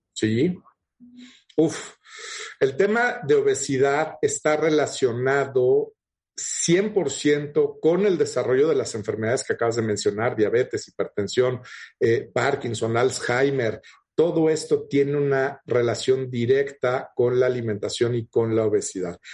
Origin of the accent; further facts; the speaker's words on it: Mexico; Tenemos muchos diabéticos en México